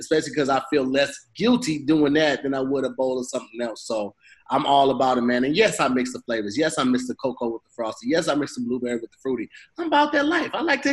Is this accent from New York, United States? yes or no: no; East St. Louis, Illinois, United States; I grew up in East St. Louis